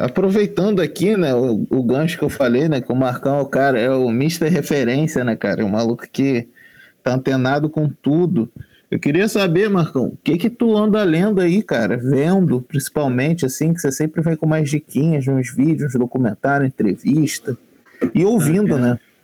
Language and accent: Portuguese; Baixada Fluminense, Rio de Janeiro, Brazil; also born or lived in Japeri; mesmo eu estando sempre na Zona Norte, eu sou da Baixada